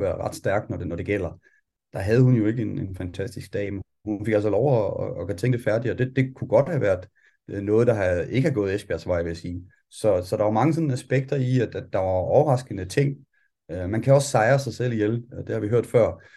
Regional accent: Denmark; vi kommer fra Danmark

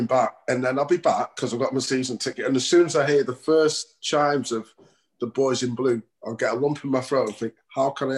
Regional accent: Stretford, North West England, United Kingdom; I grew up in Stretford

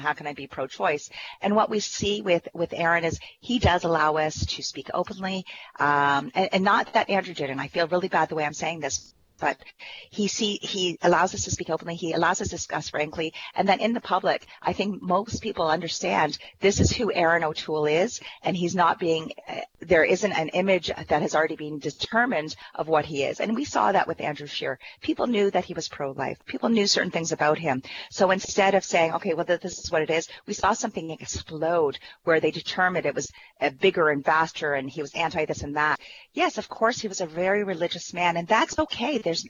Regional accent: Ontario, Canada; I am from Elgin, Middlesex, London, the MP, Deputy House Leader, as well as calling from St. Thomas, Ontario today.

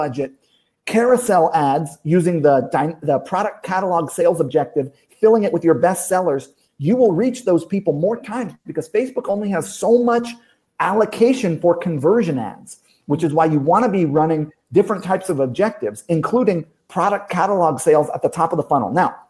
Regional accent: Hawaii, United States; also born or lived in Kentucky, United States; I'm from Kentucky. I grew up in Hawaii. Worst school system in every.

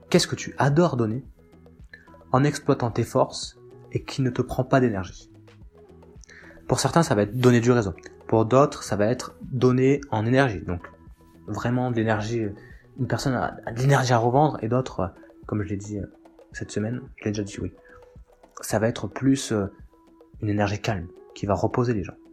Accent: Nouvelle-Aquitaine, France; now in Bordeaux, France; Je viens, donc là je vis à, je vis à Bordeaux, mais j'ai grandi euh, dans le Lot-et-Garonne. Et euh, donc je suis un paysan.

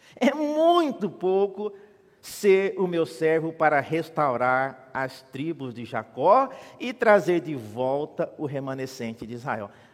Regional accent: Mato Grosso, Brazil; now in São Paulo, Brazil; eu nasci na igreja evangélica presbiteriana em Mato Grosso

